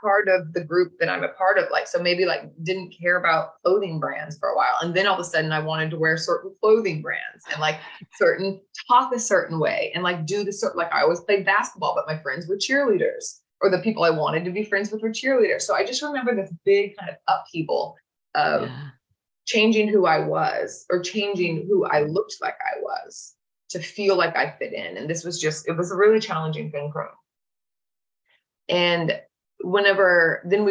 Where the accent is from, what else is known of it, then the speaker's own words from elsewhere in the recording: Oklahoma, United States; I grew up in Oklahoma in middle America